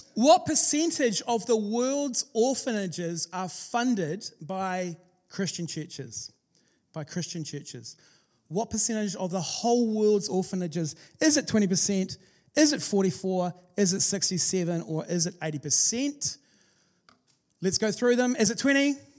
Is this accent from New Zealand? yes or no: yes; New Zealand; we're from New Zealand.